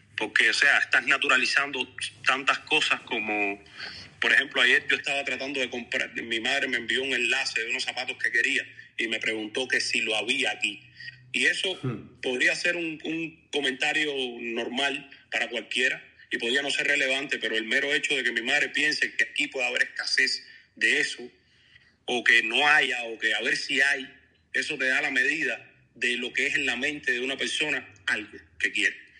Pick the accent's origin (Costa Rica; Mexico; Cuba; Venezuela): Cuba; moved away; Hay personas que vivían en mi pueblo